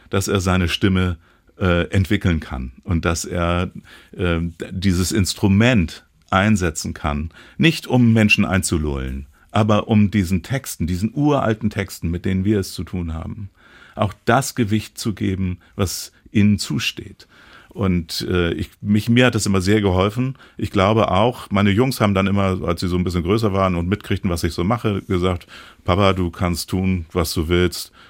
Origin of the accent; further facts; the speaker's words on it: Hamburg, Germany; Aber ich habe dann auch äh, äh in, in meiner, meinem Heimatort in Hamburg, in Rahlstedt, äh, die Nähe zur Kirchengemeinde gesucht